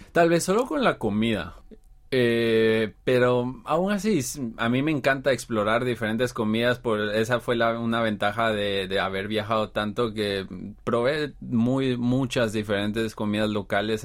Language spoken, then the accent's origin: Spanish; Guatemala; moved away as an adult; now in Seoul, South Korea; soy de Guatemala